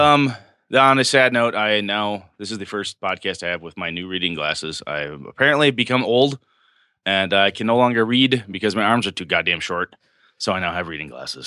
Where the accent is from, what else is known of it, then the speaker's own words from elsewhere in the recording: Wausau, Wisconsin, United States; D C Everest up in my hometown of Wausau, Wisconsin